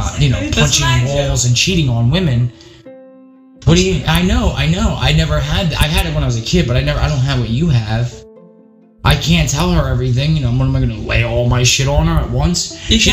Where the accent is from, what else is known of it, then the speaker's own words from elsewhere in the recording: Philadelphia, Pennsylvania, United States; I'm from Philly